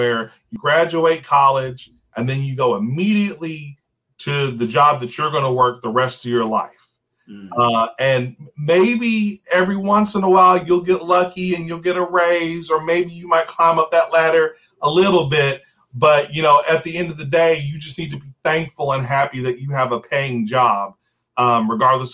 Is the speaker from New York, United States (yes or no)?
no; New Albany, Indiana, United States; I was born and raised here in New Albany.